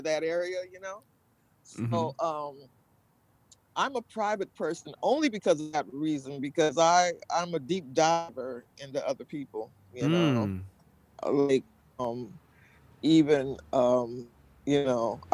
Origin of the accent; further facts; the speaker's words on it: Seattle, Washington, United States; I'm from Seattle, Washington